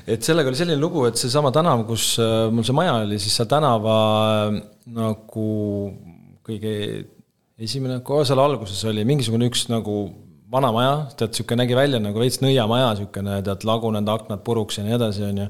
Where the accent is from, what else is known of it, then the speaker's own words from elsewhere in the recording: Kuressaare, Saare County, Estonia; moved away as an adult; also born or lived in Tallinn; ma üles kasvasin Kuressaares või Kuressaare ääres